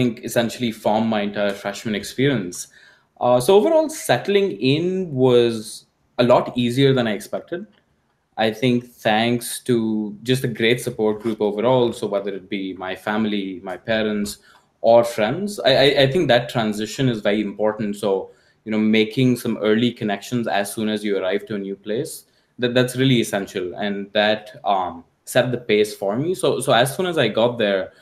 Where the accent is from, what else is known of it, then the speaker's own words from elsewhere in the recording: India; moved away as an adult; now in United States; growing up in India